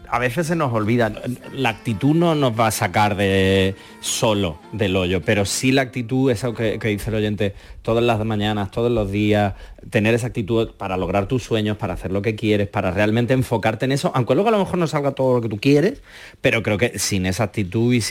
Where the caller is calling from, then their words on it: Seville, Andalusia, Spain; de de Sevilla.